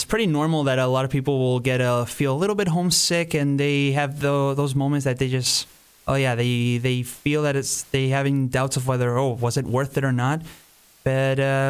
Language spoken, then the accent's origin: English; Argentina; now in Canada; we're from the same country, the beautiful Argentina